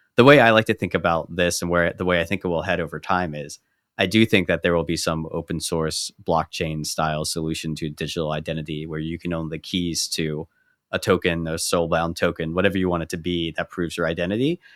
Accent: United States; growing up as an American

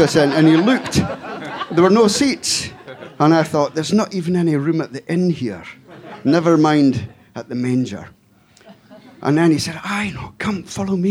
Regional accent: Scotland, United Kingdom; I come from Scotland

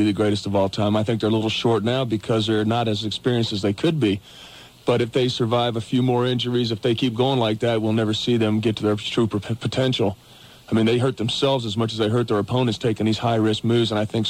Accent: Vero Beach, Florida, United States; Yeah, I grew up in Vero Beach

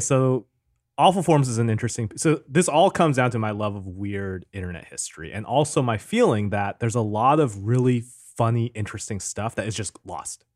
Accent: Seattle, Washington, United States; I grew up in Seattle.

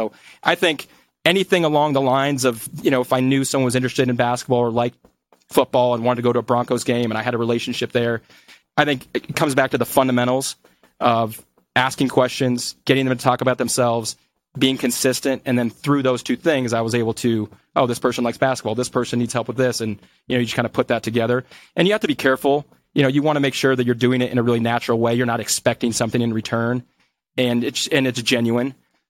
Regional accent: Colombia; because I was from Colombia, I was able to introduce them and get them discounts on their hotels

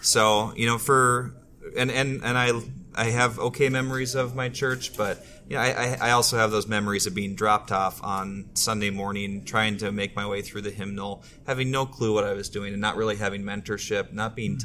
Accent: Twin Cities, Minnesota, United States; I grew up here in the Twin Cities

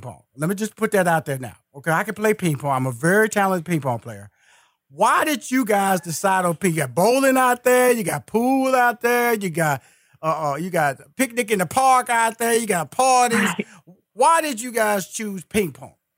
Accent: Houston, Texas, United States; I'm a Texas boy. I'm from Houston, Texas.

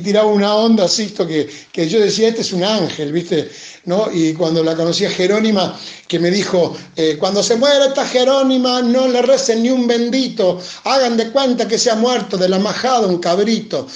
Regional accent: Cañada Rosquín, Santa Fe, Argentina; moved away as an adult; now in Buenos Aires, Argentina; la casa de mis viejos en Cañada, en mi pueblo

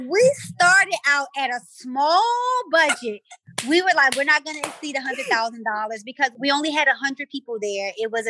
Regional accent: Baltimore, Maryland, United States; I'm from West Baltimore. I don't come from shit.

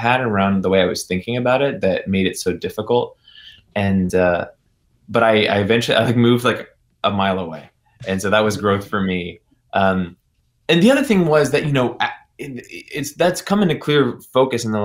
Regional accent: Chapel Hill, North Carolina, United States; Right now, I'm actually in LA, but I'm from Chapel Hill, North Carolina

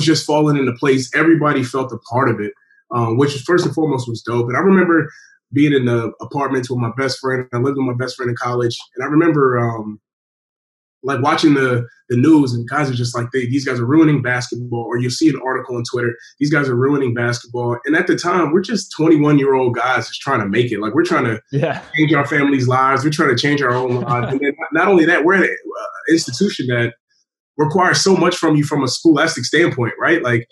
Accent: Virginia, United States; I grew up in Virginia

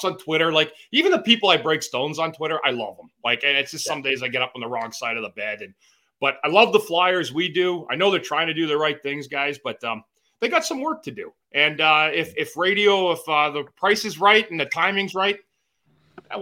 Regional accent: Ontario, Canada; I'm from Ontario

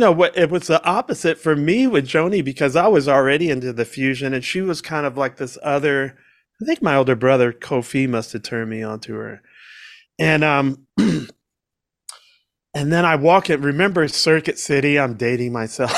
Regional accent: Washington, District of Columbia, United States; also born or lived in Georgia; now in Boca Raton, United States; growing up in Washington, D C

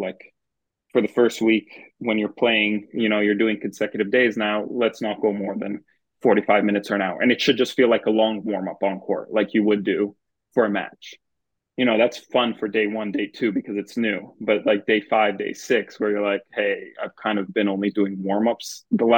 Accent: Thornhill, Ontario, Canada; where I grew up in Thornhill.

